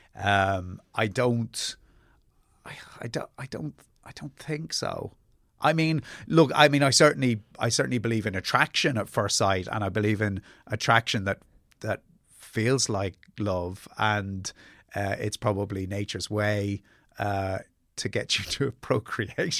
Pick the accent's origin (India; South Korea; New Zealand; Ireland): Ireland; born or raised there; also born or lived in England